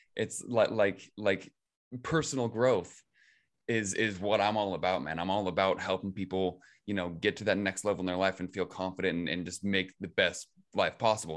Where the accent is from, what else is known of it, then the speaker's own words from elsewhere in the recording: Ravensdale, Washington, United States; grew up in, in Ravensdale, Washington